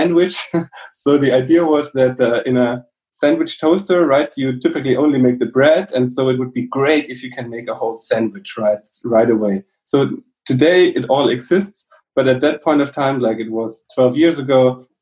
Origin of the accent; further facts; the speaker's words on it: Southern Germany, Germany; also born or lived in Munich / Sweden; I come from South Germany